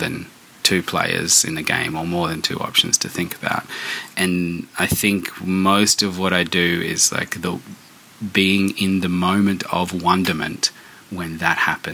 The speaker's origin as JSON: {"language": "English", "town": "Darwin", "region": "Northern Territory", "country": "Australia", "tie": "born or raised there", "also_born_or_lived": "Melbourne", "moved": "as an adult", "said": "my hometown where I grew up"}